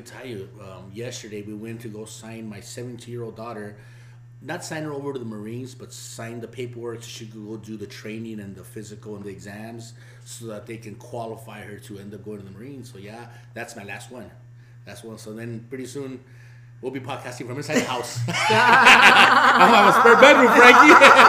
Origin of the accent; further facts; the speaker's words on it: Ensenada, Baja California, Mexico; born there; I was born in Ensenada, Mañadero.